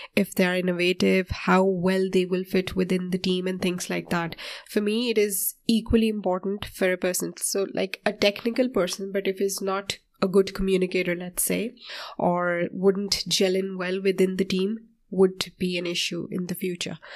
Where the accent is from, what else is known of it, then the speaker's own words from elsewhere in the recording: Pakistan; moved away as an adult; now in Ireland; I'm from Pakistan and I came to Ireland approximately sixteen years ago.